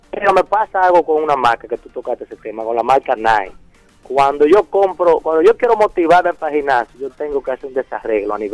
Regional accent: Licey, Santiago, Dominican Republic; Yo soy de Licey, me voy para que hay diablo.

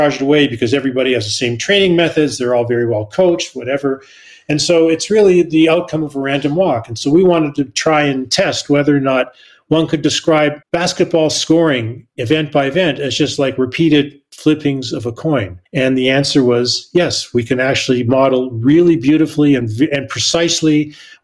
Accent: Canada; I'm Canadian

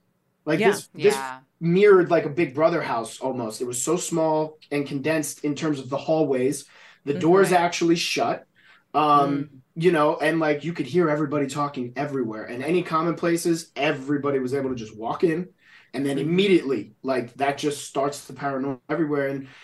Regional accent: New Jersey, United States; growing up in New Jersey, like there's, you know, it's tough, right?

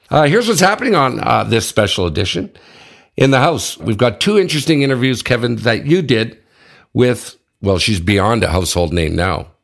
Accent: Ottawa, Ontario, Canada; my hometown, Ottawa

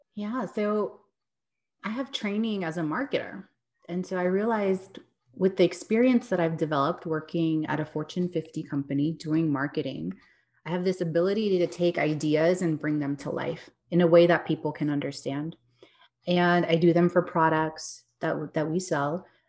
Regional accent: Texas, United States; also born or lived in New York; I grew up in Texas, did the New York thing for a few years, came back, and yeah, I live here in Dallas

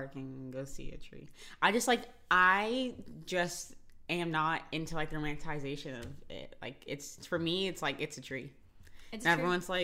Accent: Florida, United States; I'm from Florida

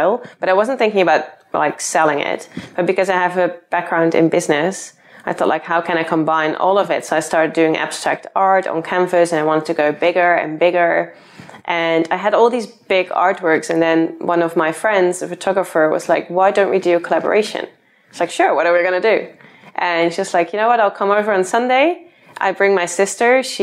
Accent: Netherlands; moved away as an adult; now in London, United Kingdom; I'm originally from the Netherlands. Then I moved to London to follow my boyfriend here.

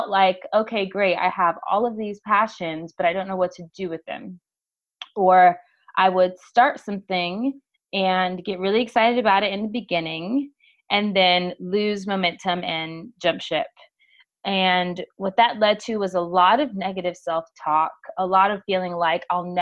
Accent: Los Angeles, California, United States; Born and raised in Los Angeles, California

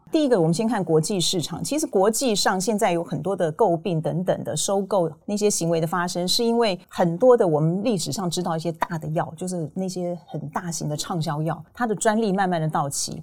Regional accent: Taiwan; 我们台湾人

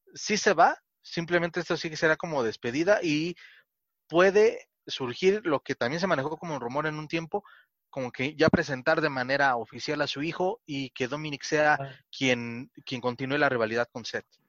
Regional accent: Mexico; no nos gusta como mexicanos

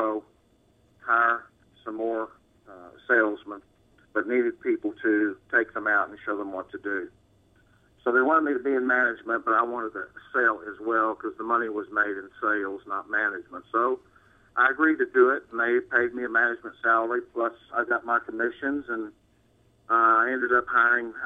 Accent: Houston, Texas, United States; I grew up here in Houston, Texas

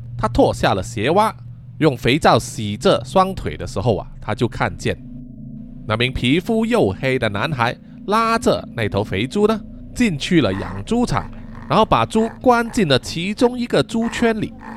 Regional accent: Malaysia; 我们马来西亚人的俗称叫做非洲鱼

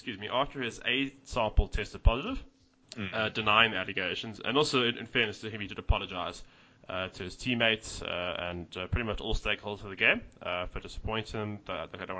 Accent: South Africa; just as a South African rugby fan

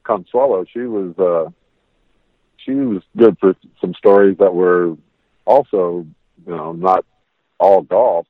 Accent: Las Vegas, Nevada, United States; when we were growing up in Vegas, it was a small town

